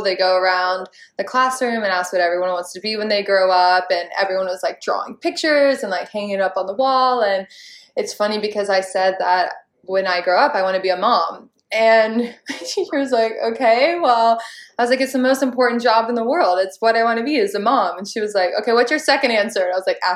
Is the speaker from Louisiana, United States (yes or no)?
no; Charleston, South Carolina, United States; I was living in my hometown of Charleston, South Carolina